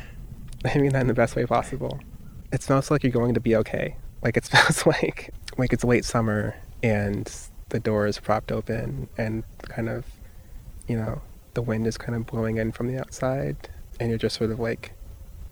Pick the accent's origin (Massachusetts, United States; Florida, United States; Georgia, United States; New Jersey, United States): Florida, United States; South; I grew up in South Florida